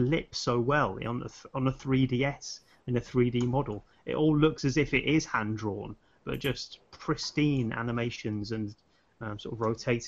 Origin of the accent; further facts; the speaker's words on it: United Kingdom; me as a British consumer